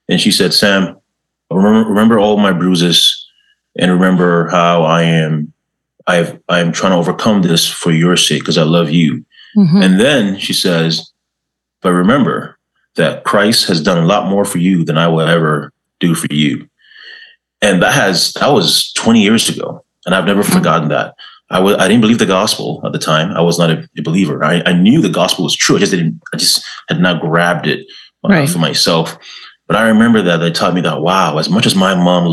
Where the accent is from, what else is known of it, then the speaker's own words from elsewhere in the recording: Ghana; now in Canada; I was born in Ghana, West Africa